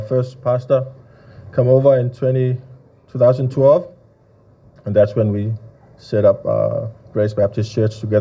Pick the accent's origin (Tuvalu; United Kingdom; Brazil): Tuvalu; also born or lived in Auckland, New Zealand; I'm from Tuvalu, and I just happened to be in Auckland on a ship